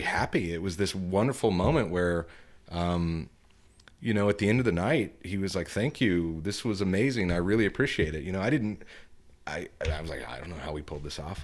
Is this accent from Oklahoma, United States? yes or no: yes; Tulsa, Oklahoma, United States; now in Fayetteville, United States; I'm from Tulsa